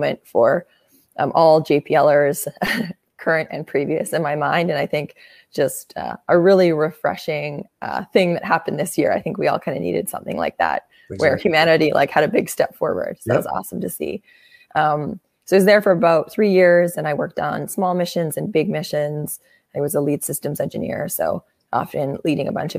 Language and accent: English; Winnipeg, Manitoba, Canada; moved away as an adult; also born or lived in Michigan, United States; now in Bay Area, United States; I grew up in Canada in a very cold place called Winnipeg